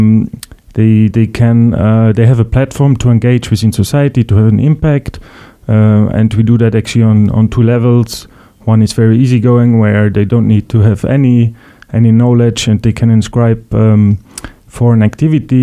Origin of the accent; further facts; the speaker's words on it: Luxembourg; also born or lived in Vienna, Austria; I'm originally from Luxembourg